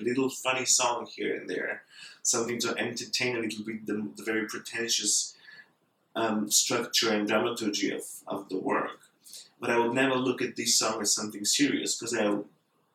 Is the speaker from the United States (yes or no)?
no; Bulgaria; I'm from Bulgaria